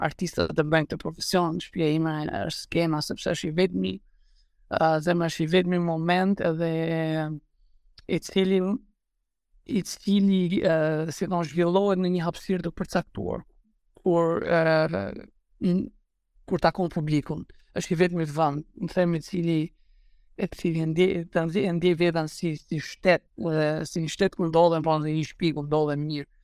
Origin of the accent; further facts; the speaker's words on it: Albania; unë si shqiptar